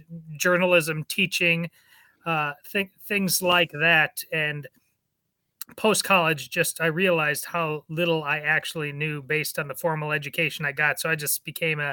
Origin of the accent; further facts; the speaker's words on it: Madison, Wisconsin, United States; I was born in Madison, Wisconsin, the Berkeley of the Midwest. Very liberal, but Madison was a great place to grow up